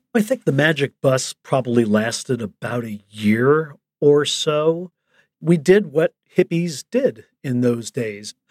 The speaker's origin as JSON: {"language": "English", "town": "Chicago", "region": "Illinois", "country": "United States", "tie": "born or raised there", "said": "I grew up in Chicago"}